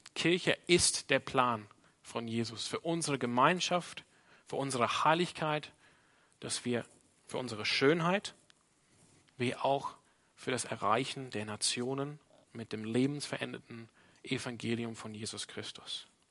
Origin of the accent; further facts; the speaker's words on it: Australia; now in Freiburg, Germany; meine Prägung als Australier